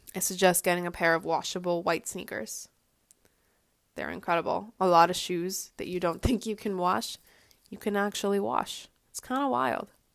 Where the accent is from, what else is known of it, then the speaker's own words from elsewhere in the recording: Boston, Massachusetts, United States; I am from the Boston area